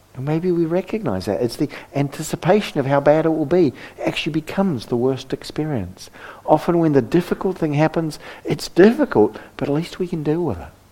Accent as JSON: {"language": "English", "country": "New Zealand", "moved": "yes", "said": "I come from New Zealand"}